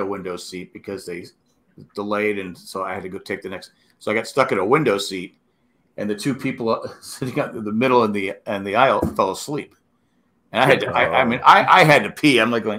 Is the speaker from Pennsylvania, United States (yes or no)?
yes; Erie, Pennsylvania, United States; I'm from Erie, PA.